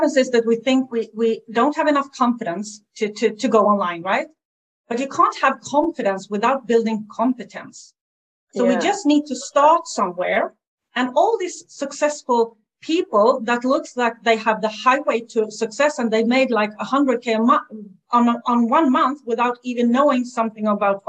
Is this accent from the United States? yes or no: no; Sweden; English is a second language; I'm from Sweden